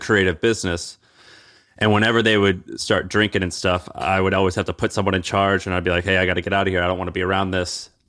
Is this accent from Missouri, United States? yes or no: yes; Missouri, United States; I grew up in Missouri as a, you know, as a 12-year-old white kid in Missouri.